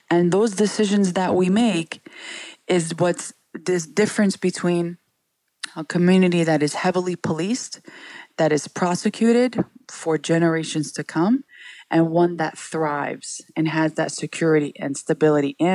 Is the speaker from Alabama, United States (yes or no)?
no; New York City, New York, United States; We all grew up, my siblings and I, in Sunset Park, Brooklyn